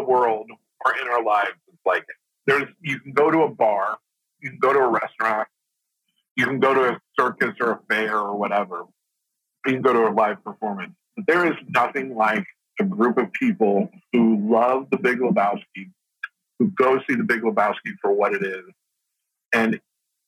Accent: Midwest, United States; growing up in the Midwest

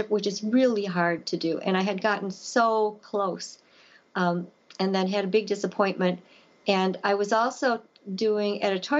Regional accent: Elkhorn, Wisconsin, United States; my hometown of Elkhorn

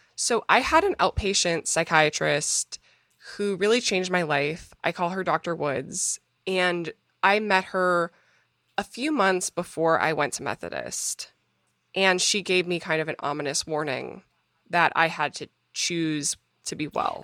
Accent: Minnesota, United States; moved away as an adult; now in New York City, United States; I was born in Minnesota, to a two-parent family

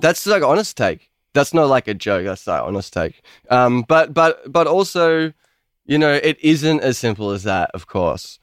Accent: Melbourne, Victoria, Australia; I'm like an Australian guy

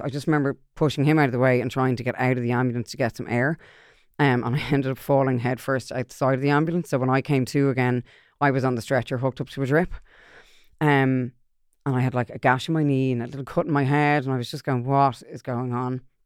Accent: Ireland; I'm Irish

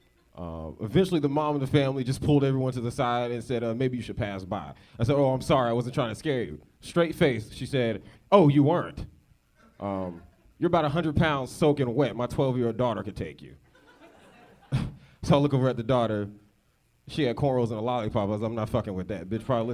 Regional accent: Northern Virginia, United States; moved away as an adult; now in Los Angeles, United States; I'm from Virginia.

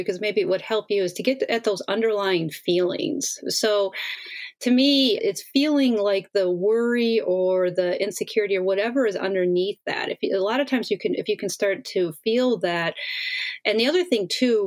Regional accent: Wisconsin, United States; I grew up in Wisconsin in the middle of Midwest

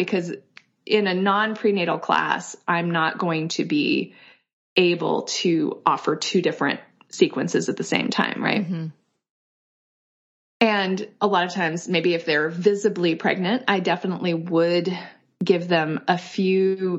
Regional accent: Kyoto, Japan; born there; I was born in Kyoto, Japan in 1978. And my parents were hippies. They're both from Europe.

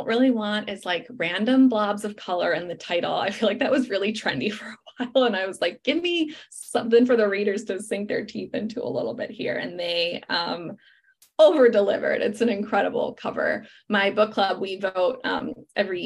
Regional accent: Chicago, Illinois, United States; moved away; Chicago, my hometown

